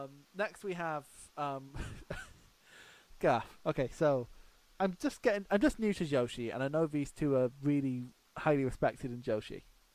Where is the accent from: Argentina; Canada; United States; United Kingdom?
United Kingdom; Scotland; Like, I'm from Scotland.